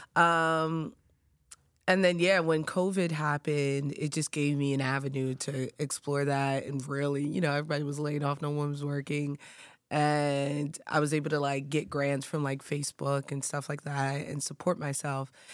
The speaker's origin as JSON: {"language": "English", "region": "New York", "country": "United States", "tie": "born or raised there", "said": "growing up in New York"}